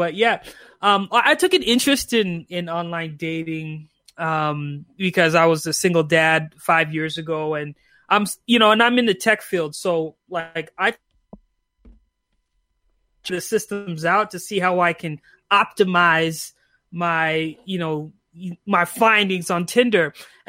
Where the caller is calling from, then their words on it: Calgary, Alberta, Canada; I'm calling from Canada. Hey. I live in Calgary.